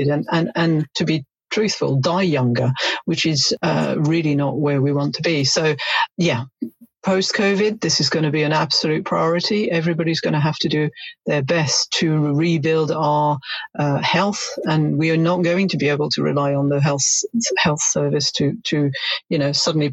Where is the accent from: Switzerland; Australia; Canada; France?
France; now in United Kingdom; I'm originally from France